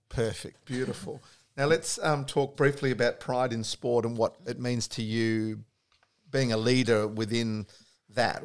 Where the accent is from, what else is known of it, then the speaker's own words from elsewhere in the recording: Australia; being an Aussie sports lover